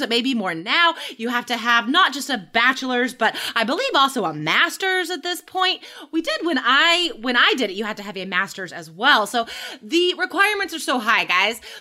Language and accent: English; United States; they would make fun of me as an American because I say awesome all the time